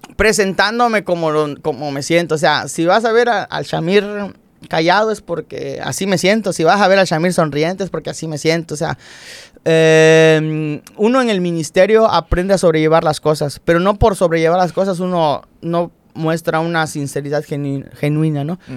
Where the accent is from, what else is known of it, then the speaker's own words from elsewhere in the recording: Cumpich, Campeche, Mexico; moved away; venimos de Cumpich